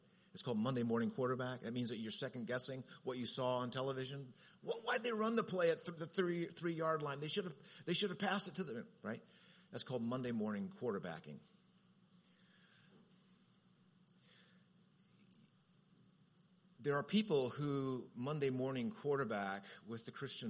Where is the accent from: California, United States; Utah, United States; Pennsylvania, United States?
California, United States; Southern; I'm from Southern Cal